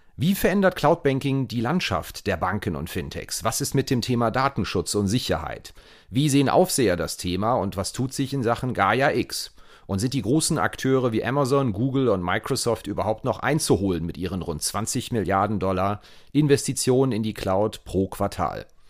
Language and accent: German; Rhineland, Germany; accent: Rhenish; Ich komme aus dem Rheinland